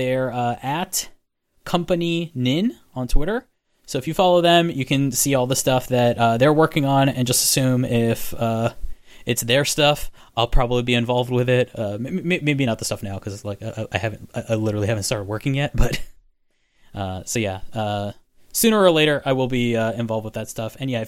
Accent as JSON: {"language": "English", "region": "Florida", "country": "United States", "said": "So I'm from Florida, and we do not have Pirates of the Caribbean like you have Pirates of the Caribbean."}